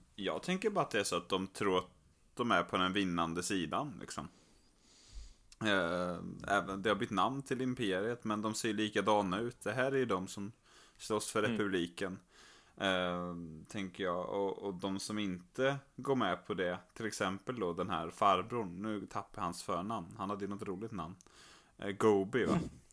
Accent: Skövde, Västra Götaland, Sweden; moved away; här hemma i Skövde där jag är och, och hälsar på och spenderar en del av sommaren också

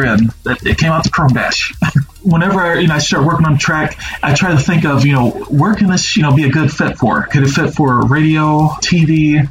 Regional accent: Cincinnati, Ohio, United States; born and raised in Cincinnati

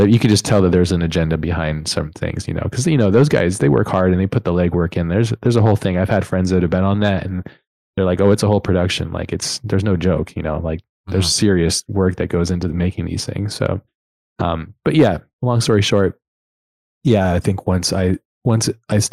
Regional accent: United States; I'm American through and through

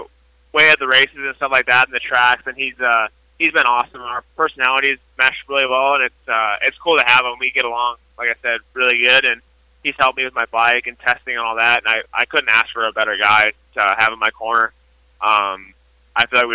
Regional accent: close to Chicago, Illinois, United States; close to Chicago

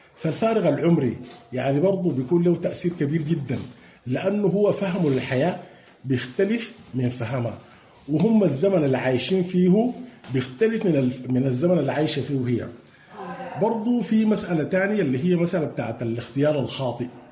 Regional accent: Sudan; عندنا في السودان وفي مجتمعاتنا

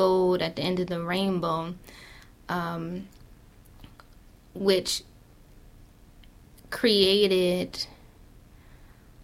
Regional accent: Baltimore, Maryland, United States; I grew up in West Baltimore, in the Sandtown area

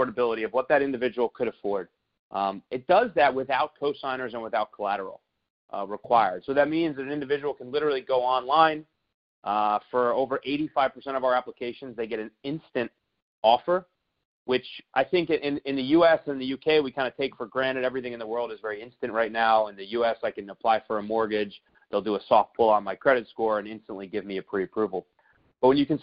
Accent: United States; As an American

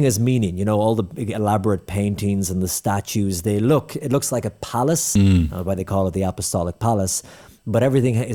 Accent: Ireland; I'm from Ireland.

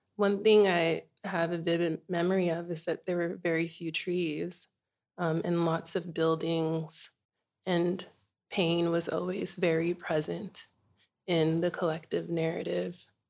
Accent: Inglewood, California, United States; moved away as an adult; now in Bunbury, Australia; I was born in Inglewood, California

